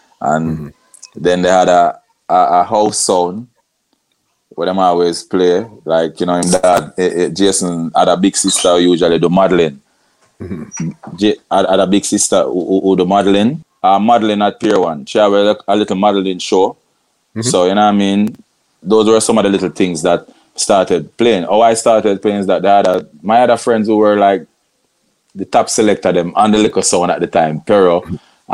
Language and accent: English; Montego Bay, Saint James, Jamaica; I grew up in Montego Bay, you know what I mean? St. James.